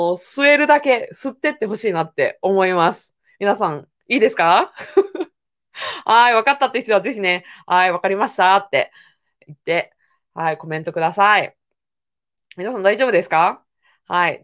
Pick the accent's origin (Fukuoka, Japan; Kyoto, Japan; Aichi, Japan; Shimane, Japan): Aichi, Japan; Owari; 私は生まれも育ちも愛知県の尾張の方の愛知県です。